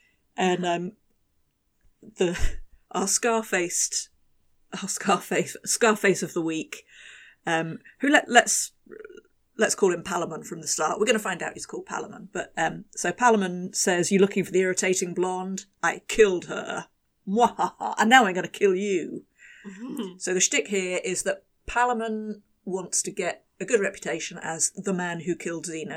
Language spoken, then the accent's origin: English; England, United Kingdom; I'm English